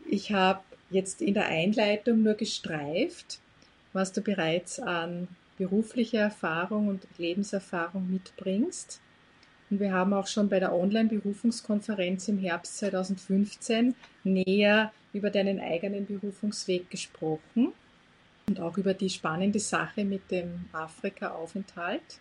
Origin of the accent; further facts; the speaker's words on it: Austria; ich selbst bin aus Österreich